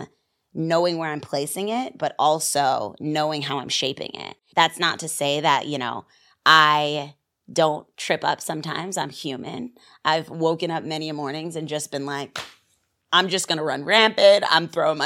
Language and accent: English; Virginia Beach, Virginia, United States; also born or lived in New Rochelle, New York; now in New York, United States; I grew up in Virginia, but I was born in New Rochelle Hospital